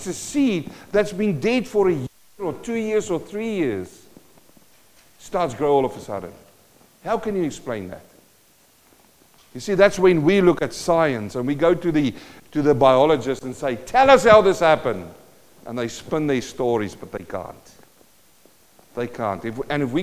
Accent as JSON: {"language": "English", "area": "Western Transvaal", "region": "North West", "country": "South Africa", "moved": "yes", "said": "I was from Western Transvaal"}